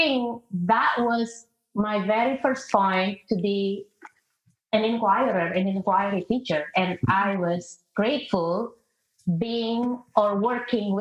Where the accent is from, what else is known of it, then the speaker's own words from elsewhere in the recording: Indonesia; moved away; I'm originally from Indonesia. I grew up in a multicultural environment